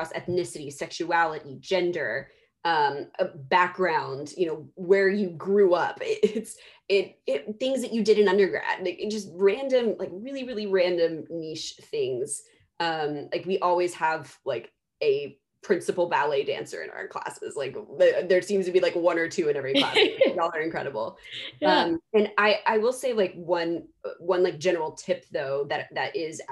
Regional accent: Dallas, Texas, United States; I'm from Dallas, Texas. I say y'all.

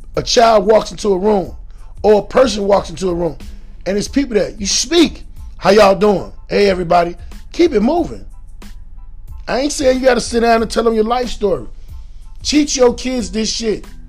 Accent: Chicago, Illinois, United States; also born or lived in Atlanta, Georgia; I'm from Chicago

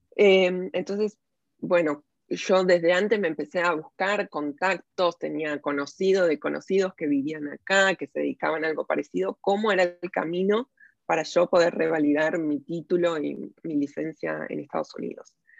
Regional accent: Buenos Aires, Argentina; moved away as an adult; now in Walnut Creek, United States; Nací en Buenos Aires, crecí ahí

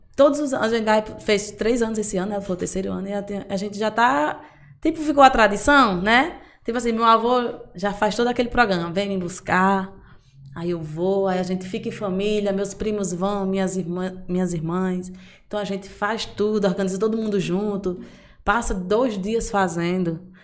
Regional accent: Amargosa, Bahia, Brazil; eu sou do interior, né? Eu sou de Amargoso, na verdade. E lá, quando eu era criança

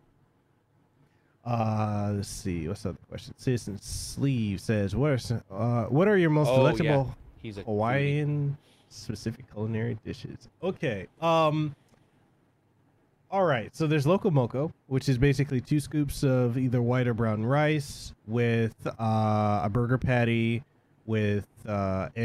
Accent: Samoa; moved away; I'm originally from Western Samoa

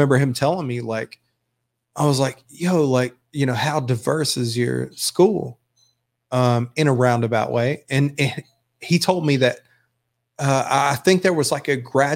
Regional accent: Graham, North Carolina, United States; also born or lived in Burlington; I grew up in Graham in Burlington.

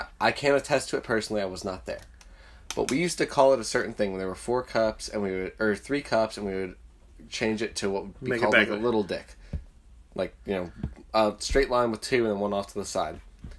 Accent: New Jersey, United States; We are from Jersey.

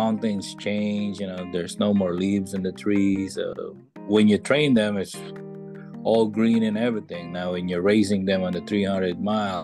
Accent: Philippines; moved away as an adult; now in Connecticut, United States; I was born in the Philippines. I came here in the U.S.

